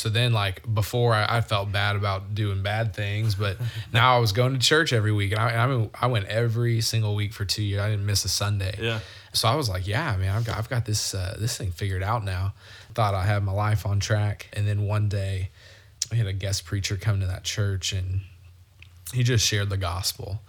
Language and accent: English; Conway, Arkansas, United States; I grew up in Conway